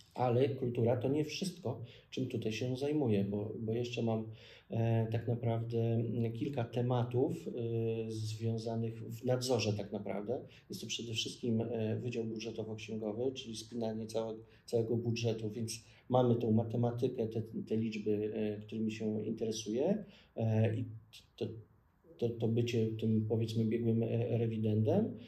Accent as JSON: {"language": "Polish", "town": "Ostrołęka", "region": "Masovian Voivodeship", "country": "Poland", "tie": "born or raised there", "also_born_or_lived": "Łódź", "moved": "as an adult", "lives_now": "Warsaw, Poland", "said": "do mojego miejsca urodzenia, wychowania, czyli Ostrołęki"}